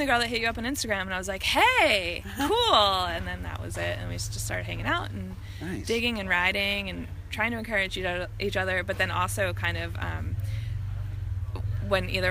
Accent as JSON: {"language": "English", "area": "Bucks County", "region": "Pennsylvania", "country": "United States", "tie": "born or raised there", "said": "I am from Bucks County, so a little south of the Lehigh Valley, but I am born and raised"}